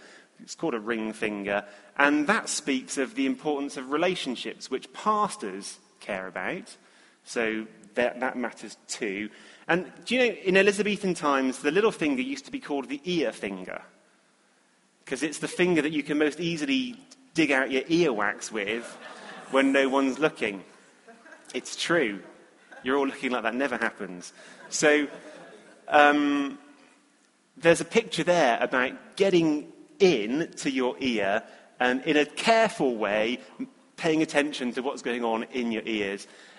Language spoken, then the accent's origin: English; England, United Kingdom; for us as English people, it's like there's prophet with a capital P here.